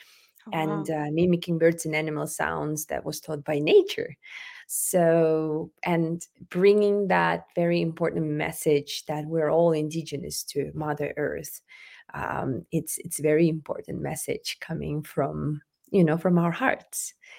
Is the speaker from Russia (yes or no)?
yes; Arctic Siberia, Sakha Republic, Russia; moved away as an adult; now in United States; I was born and raised in Arctic Siberia, Republic of Sakha Yakutia, and I'm indigenous Sakha.